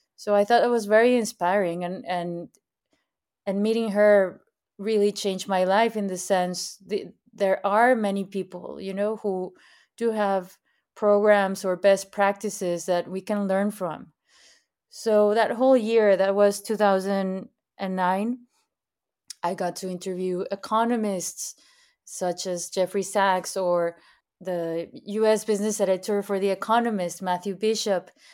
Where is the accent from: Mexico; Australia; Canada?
Mexico; Monterrey, Nuevo León; also born or lived in San Pedro Garza García / Mexico City; I am from Monterrey, Mexico. I was born and raised here